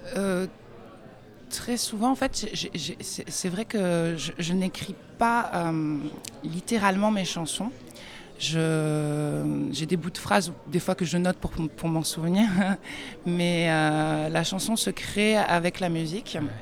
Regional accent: France; moved away as an adult; also born or lived in United States; J'ai grandi euh, en France

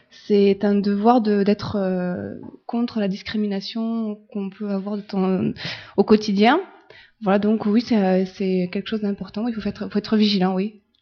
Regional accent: France; Euh, non, parce qu'en fait, je suis française, je suis blanche de peau, j'ai les yeux bleus, j'ai les cheveux clairs

